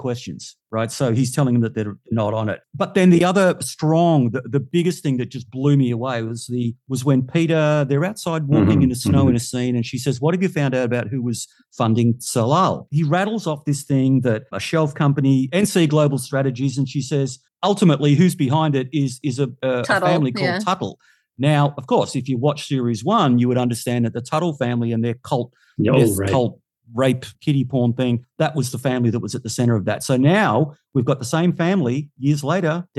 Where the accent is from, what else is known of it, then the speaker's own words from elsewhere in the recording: Australia; we're Australian